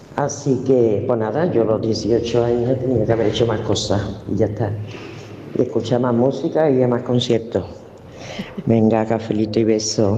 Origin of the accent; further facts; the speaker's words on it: Seville, Andalusia, Spain; soy de Sevilla